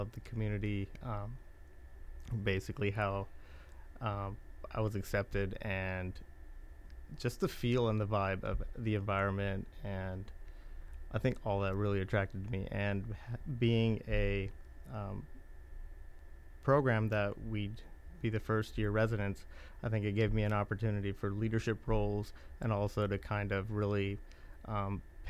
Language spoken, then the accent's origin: English; Modesto, California, United States; moved away as an adult; also born or lived in India; now in Indiana, United States; I was born in India. I was raised in California, Modesto, California